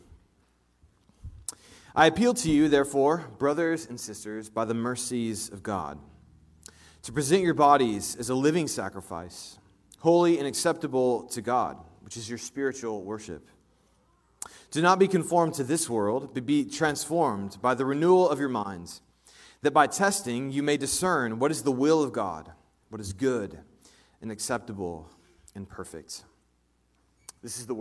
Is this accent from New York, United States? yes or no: no; Indianapolis, Indiana, United States; now in Kansas City, United States; I grew up in Indianapolis, Indiana